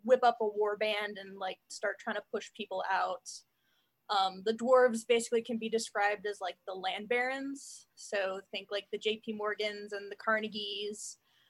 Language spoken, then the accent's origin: English; Oklahoma, United States; accent: Western; we're all from Oklahoma. You know, that's where we're born and raised. We live here